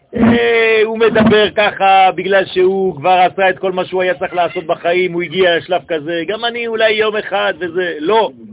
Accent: Israel; אני גם נולדתי פה

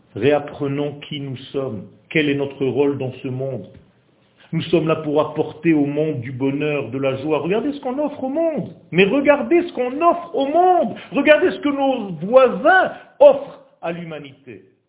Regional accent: Israel; first language Hebrew; French is a second language; ma langue, c'est l'hébreu. Moi, je ne suis pas français. Je suis né en Israël et j'ai juste appris le français pour venir donner un cours ici

